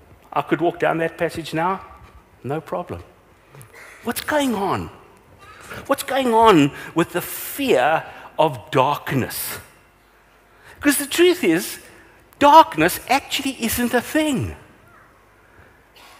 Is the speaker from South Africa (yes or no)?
yes; Vereeniging, Gauteng, South Africa; So I grew up in Vereeniging